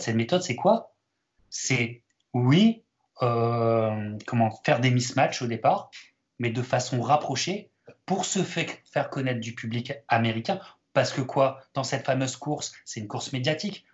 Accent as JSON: {"language": "French", "country": "France", "said": "en tant que Français"}